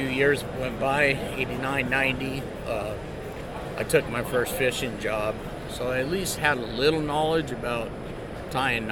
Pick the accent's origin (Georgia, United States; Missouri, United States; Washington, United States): Washington, United States; Seattle; I was born in North Seattle